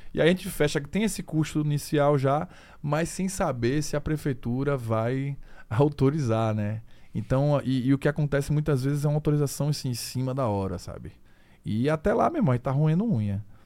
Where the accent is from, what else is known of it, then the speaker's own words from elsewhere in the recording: Aracaju, Sergipe, Brazil; a gente é de Aracaju, a gente é de Sergipe, a gente é do Nordeste